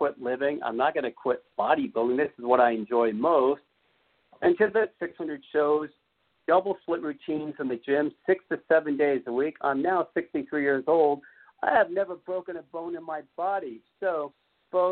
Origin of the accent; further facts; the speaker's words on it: Beverly Hills, California, United States; I grew up in the most richest state in the world, Beverly Hills, California